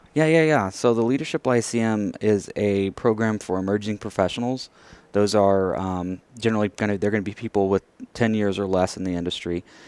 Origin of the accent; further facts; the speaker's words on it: Merkel, Texas, United States; now in Houston, United States; I grew up in the Abilene area